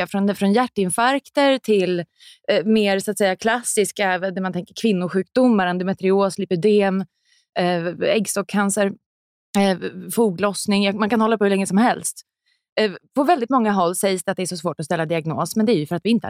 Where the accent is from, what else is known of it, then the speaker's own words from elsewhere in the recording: Sweden; born there; vi ändå haft rätt till abort sen innan jag föddes i Sverige.